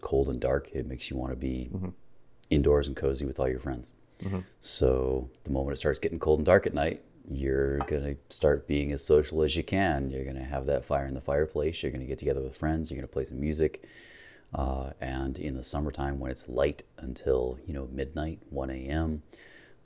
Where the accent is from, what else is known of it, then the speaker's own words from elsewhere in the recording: Anchorage, Alaska, United States; now in Denver, United States; I grew up in Alaska